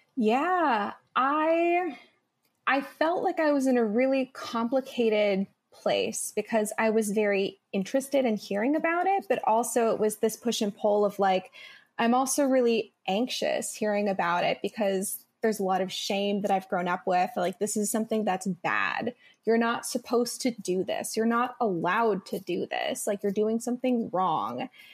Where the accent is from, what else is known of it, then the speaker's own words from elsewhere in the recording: Midwest, United States; I grew up in the Midwest